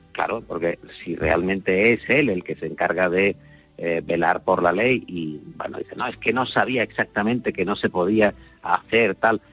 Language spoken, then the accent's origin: Spanish; Andalusia, Spain; yo soy muy andaluz